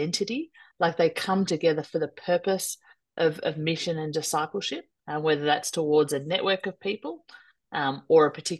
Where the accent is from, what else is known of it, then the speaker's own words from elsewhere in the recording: Melbourne, Victoria, Australia; I'm from Melbourne in Australia